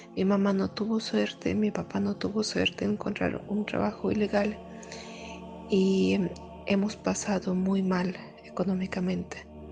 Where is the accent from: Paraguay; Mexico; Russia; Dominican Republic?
Russia; Caucasus; Spanish is a second language; moved away; Vengo de Rusia, de región de Cáucaso, sur de ex Unión Soviética.